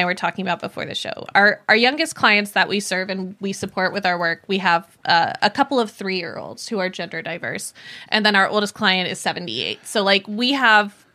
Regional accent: Poway, California, United States; I grew up in Poway in North County

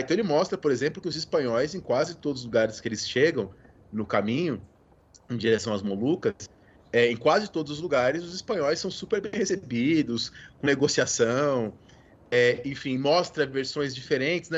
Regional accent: São José dos Campos, São Paulo, Brazil; moved away; eu cresci em São José dos Campos

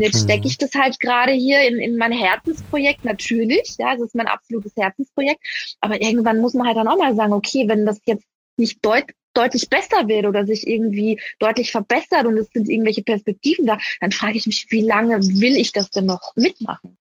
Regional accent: Vienna, Austria; moved away; meine Mutter ist Wienerin, mein Papa ist Wiener, ich bin in Wien geboren

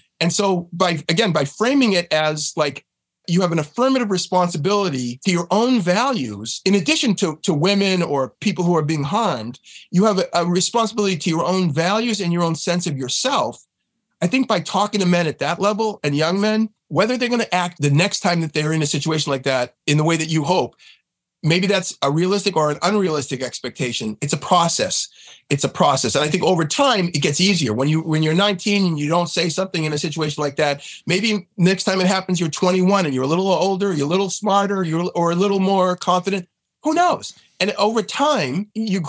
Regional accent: just north of Boston, Massachusetts, United States; I was born in Boston. I grew up just north of Boston

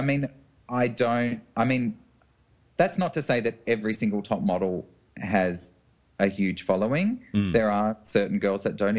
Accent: Melbourne, Victoria, Australia; Well, she started in Melbourne, my hometown.

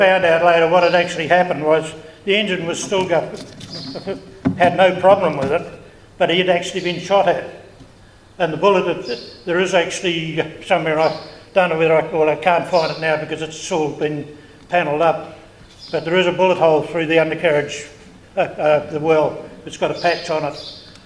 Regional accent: Ardmore, Auckland, New Zealand; now in Snells Beach, New Zealand; I'm originally from Ardmore

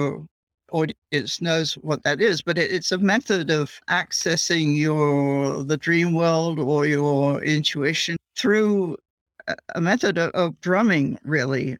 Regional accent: England, United Kingdom; moved away as an adult; now in United States; I grew up in England and I was studying the archaeology there

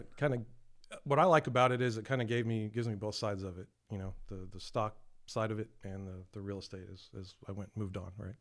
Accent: San Antonio, Texas, United States; born and raised in San Antonio, uh, been here all my life.

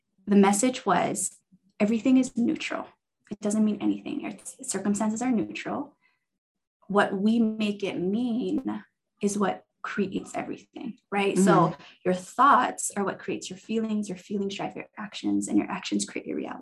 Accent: Hawaii, United States; moved away as an adult; now in Utah, United States; I'm originally from Hawaii and I moved to Utah in 2006 for school.

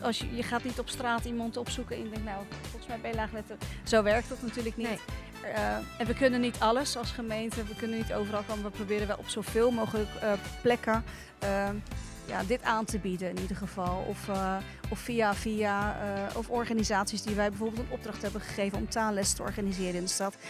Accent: Rotterdam, South Holland, Netherlands; ik heb een Turkse achtergrond, Turkse ouders. En die spraken de taal niet zo goed. En ik ben opgegroeid in Rotterdam

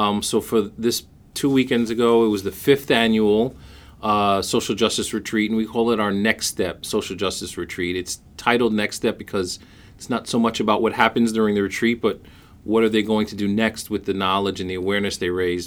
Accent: New York City, New York, United States; I was born and raised in Brooklyn, New York

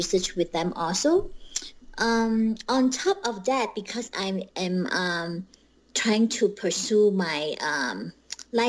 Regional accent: Malaysia; moved away as an adult; also born or lived in Bemidji, Minnesota, United States; I was born and raised in Malaysia, and I went to school. So my elementary to high school, I finished in Malaysia

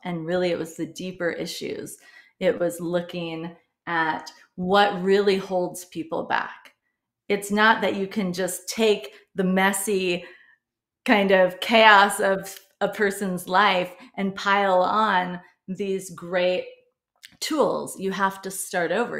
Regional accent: Midwest, United States; I grew up in the Midwest

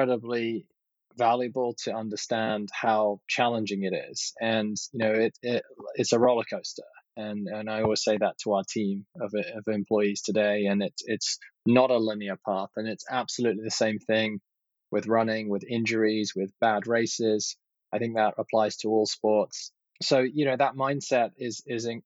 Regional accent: London, United Kingdom; moved away as an adult; now in United States; I grew up in Southwest London, actually, in, you know, living above a retail store

